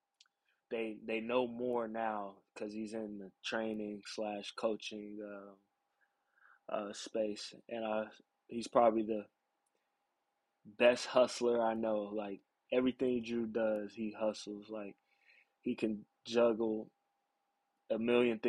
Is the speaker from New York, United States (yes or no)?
no; Houston, Texas, United States; I'm from Houston